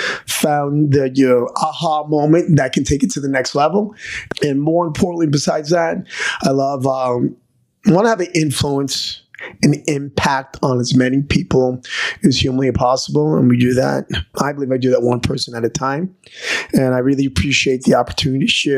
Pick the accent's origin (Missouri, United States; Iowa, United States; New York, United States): New York, United States; New York City; I'm originally from New York City